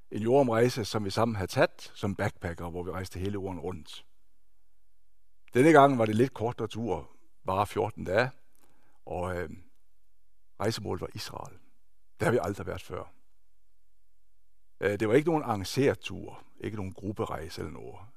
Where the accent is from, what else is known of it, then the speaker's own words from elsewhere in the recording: Denmark; now in Norway; Jeg er født og opvokset i Danmark og har de sidste 25, snart 26 år boet her i Norge. Jeg er norsk gift